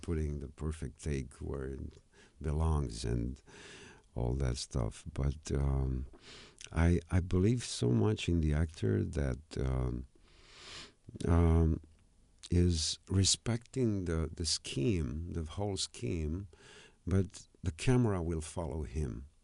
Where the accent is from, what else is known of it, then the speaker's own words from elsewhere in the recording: Romania; I'm a guy from Romania